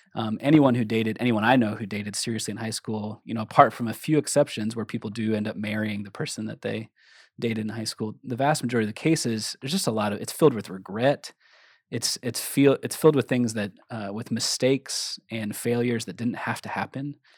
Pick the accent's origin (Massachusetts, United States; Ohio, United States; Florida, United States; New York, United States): Ohio, United States; Cincinnati; moved away; also born or lived in Minneapolis, Minnesota; I'm originally from Cincinnati, Ohio, but I was living in Minneapolis at the time that we were dating